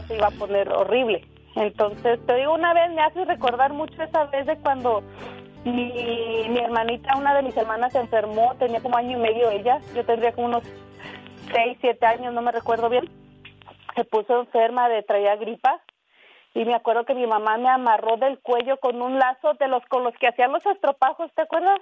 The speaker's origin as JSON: {"language": "Spanish", "town": "Zacualco de Torres", "region": "Jalisco", "country": "Mexico", "tie": "born or raised there", "moved": "yes", "lives_now": "Carson City, United States", "said": "Es un, pueblo, se llama Zacualco de Torres, Jalisco."}